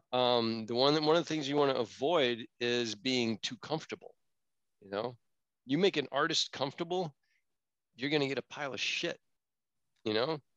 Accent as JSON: {"language": "English", "region": "Florida", "country": "United States", "tie": "born or raised there", "moved": "yes", "lives_now": "California, United States", "said": "I grew up in Florida"}